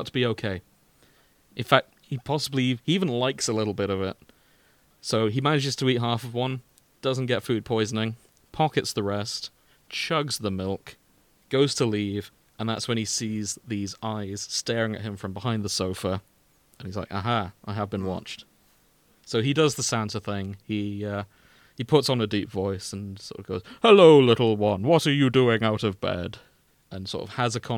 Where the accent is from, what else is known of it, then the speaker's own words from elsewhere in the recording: United Kingdom; I am British